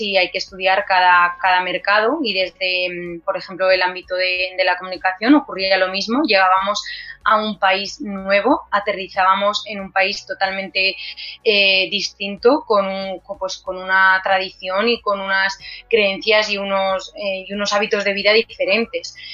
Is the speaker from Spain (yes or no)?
yes; Albacete, Castilla-La Mancha, Spain; soy de Albacete y que, la empresa es albaceteña